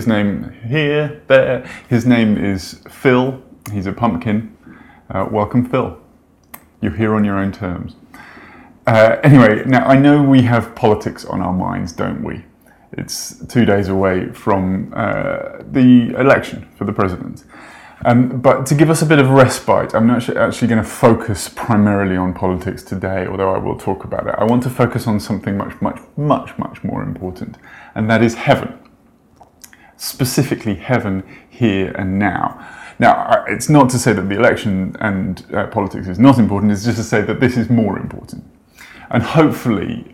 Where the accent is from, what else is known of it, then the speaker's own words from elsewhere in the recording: United Kingdom; I'm British